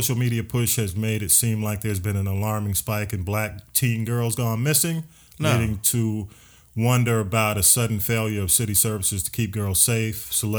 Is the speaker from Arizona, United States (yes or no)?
no; Atlanta, Georgia, United States; we grew up in Atlanta.